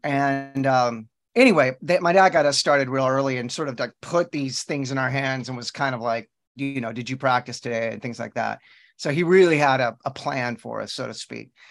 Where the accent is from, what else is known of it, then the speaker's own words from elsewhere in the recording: Texas, United States; I'm born and raised in Texas